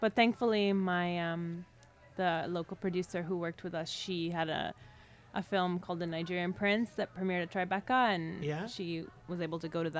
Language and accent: English; Philippines; I'm Filipino, though, which is the lead story in the book.